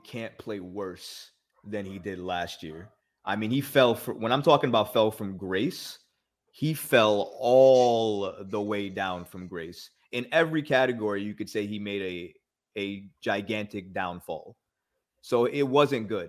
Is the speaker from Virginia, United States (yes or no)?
no; New York, United States; growing up in New York